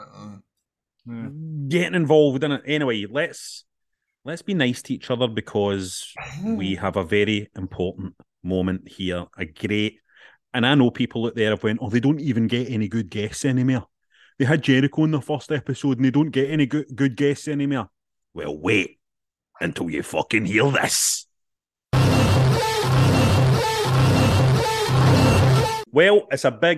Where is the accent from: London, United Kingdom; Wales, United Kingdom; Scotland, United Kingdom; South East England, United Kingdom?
Scotland, United Kingdom; Glasgow; you're coming to Glasgow, my hometown.